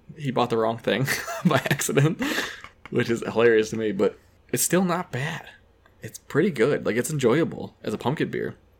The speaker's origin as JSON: {"language": "English", "town": "Keene", "region": "New Hampshire", "country": "United States", "tie": "born or raised there", "said": "I grew up in Keene"}